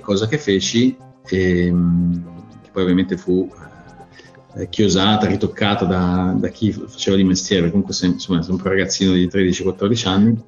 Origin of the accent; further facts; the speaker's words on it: Milan, Lombardy, Italy; in Italia eh, sono cresciuto a Milano